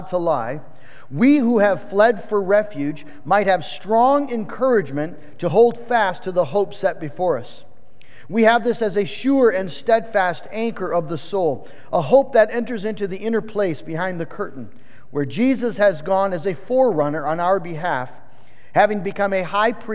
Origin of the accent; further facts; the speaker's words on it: West Michigan, United States; I was from West Michigan